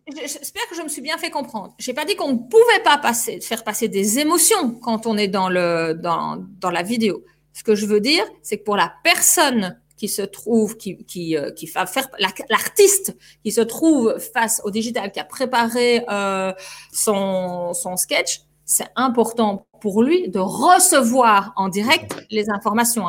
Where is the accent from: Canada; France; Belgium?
Belgium; notre drapeau belge